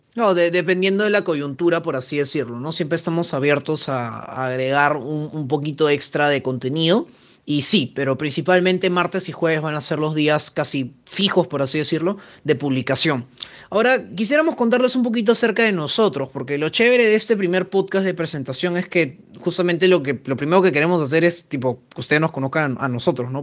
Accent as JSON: {"language": "Spanish", "country": "Peru", "said": "soy acá de Perú"}